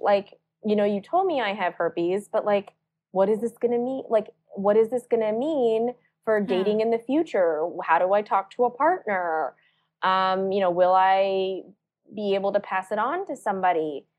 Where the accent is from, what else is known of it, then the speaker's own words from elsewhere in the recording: South Carolina, United States; born there; I was born in South Carolina, but my parents were born and raised in India.